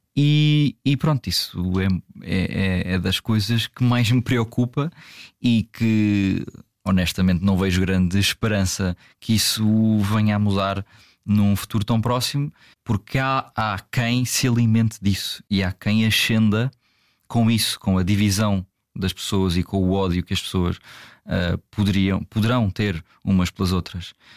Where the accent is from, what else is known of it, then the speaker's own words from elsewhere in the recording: Algarve, Portugal; accent: Algarvian; o meu sotaque pouco, mas uh, algarvio